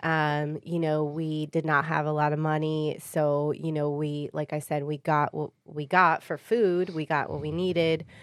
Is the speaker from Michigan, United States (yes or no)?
yes; Warren, Michigan, United States; also born or lived in Sterling Heights, Michigan; I grew up in Warren.